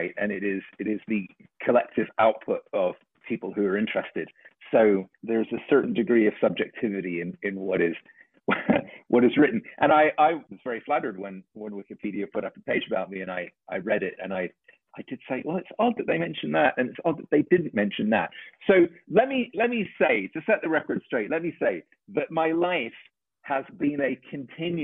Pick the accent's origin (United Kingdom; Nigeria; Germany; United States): United Kingdom; England; the kids that I grew up with in England